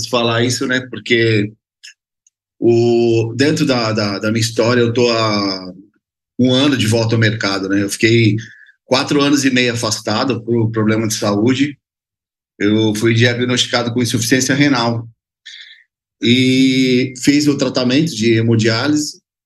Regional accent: Baixada Santista, São Paulo, Brazil; Eu sou do, do da Baixada Santista, né? Eu moro no, no, Guarujá, mas a empresa fica em Santos

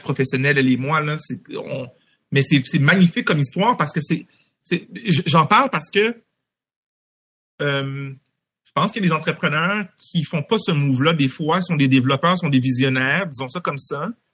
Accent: Montreal, Quebec, Canada; étant d'origine haïtienne, née à Montréal. J'ai grandi à Anjou, dans l'est de Montréal

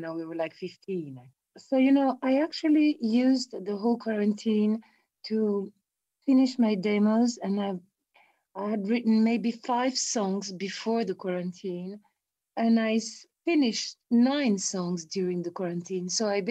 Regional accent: Italy; Italian people and Brazilian people, we're

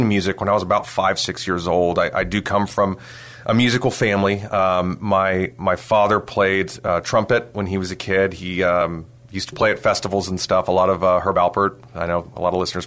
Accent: San Antonio, Texas, United States; I grew up here in San Antonio.

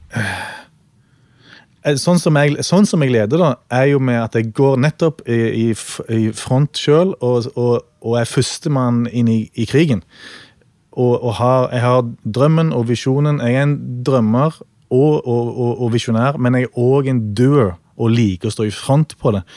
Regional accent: Norway; vi er fra Norge

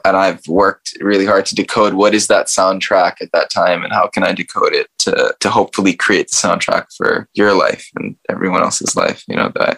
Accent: United States; I grew up in America

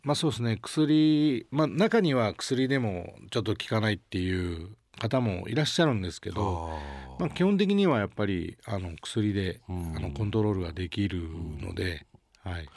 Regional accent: Sukumo, Kochi, Japan; 僕の田舎が本当に先輩後輩あんまないぐらいこうフランクな

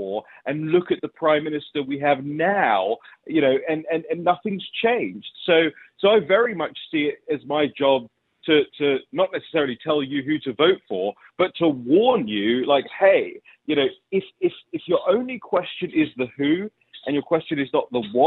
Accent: United Kingdom

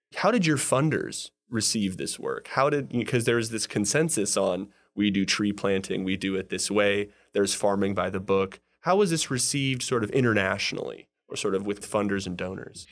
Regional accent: California, United States; I'm from California

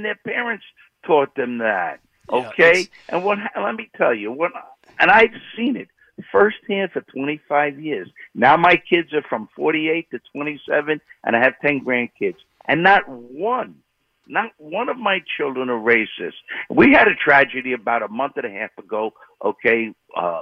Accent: New York City, New York, United States; now in Long Island, United States; I grew up in Bed-Stuy

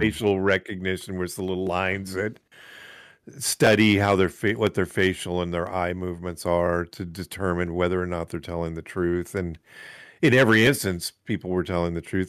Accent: United States; we're American

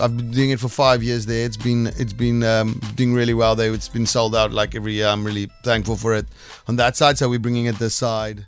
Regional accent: South Africa; first language Afrikaans; English is a second language; Afrikaans is my first language

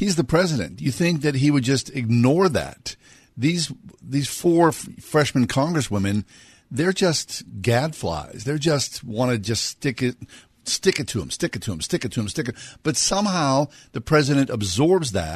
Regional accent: Swissvale, Pennsylvania, United States; when I grew up in Swissvale in the 60s and 70s

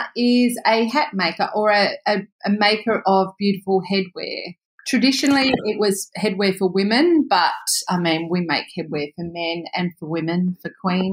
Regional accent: Ralston, New South Wales, Australia; moved away as an adult; also born or lived in Sydney / Dubbo; now in Broome, Australia; But I'm from Ralston in New South Wales, where from my family are still there, and we are sheep producers, fine, super fine wool and merino wool, and super fine wool and meat. And I grew up there, went to Sydney to boarding school

